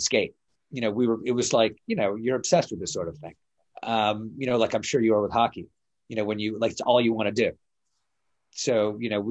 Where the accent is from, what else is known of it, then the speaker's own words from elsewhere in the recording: Detroit, Michigan, United States; growing up in Detroit